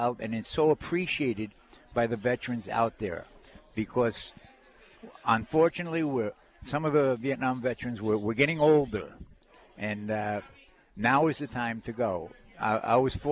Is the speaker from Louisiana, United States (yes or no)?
no; New Jersey, United States; now in North Dakota, United States; I'm not a North Dakota native. I'm from New Jersey